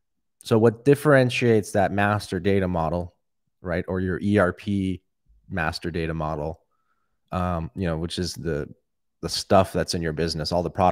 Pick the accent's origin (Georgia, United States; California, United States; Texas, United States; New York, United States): Georgia, United States; Atlanta; I am from Atlanta, Georgia.